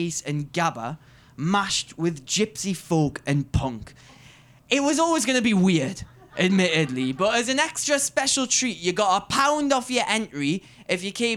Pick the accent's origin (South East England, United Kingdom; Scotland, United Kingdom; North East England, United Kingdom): North East England, United Kingdom; Newcastle upon Tyne; I am the Geordie Cultural Ambassador for this year's Edinburgh Fringe.